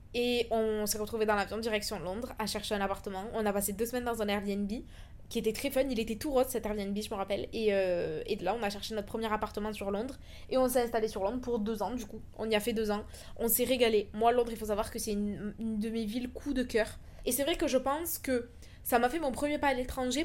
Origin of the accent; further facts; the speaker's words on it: France; moved away as an adult; also born or lived in Toulouse; now in Dubai, United Arab Emirates; Ça fait maintenant trois ans que j'ai quitté la France